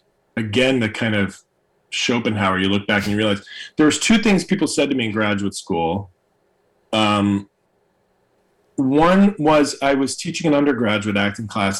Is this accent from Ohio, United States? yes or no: no; New York City, New York, United States; I was born in New York City